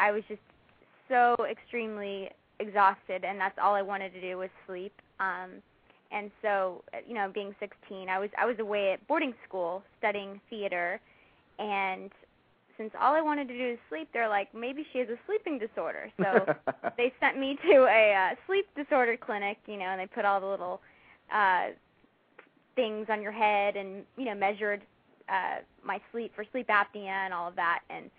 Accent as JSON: {"language": "English", "town": "Dallas", "region": "Texas", "country": "United States", "tie": "born or raised there", "said": "I went back to my hometown of Dallas, Texas, and had it done there."}